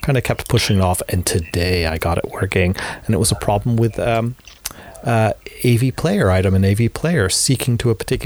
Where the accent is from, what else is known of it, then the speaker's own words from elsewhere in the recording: North Carolina, United States; moved away; my home state of North Carolina